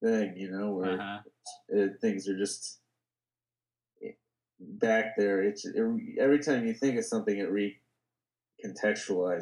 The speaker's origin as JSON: {"language": "English", "area": "Bay Area", "region": "California", "country": "United States", "tie": "born or raised there", "said": "I grew up in the Bay Area"}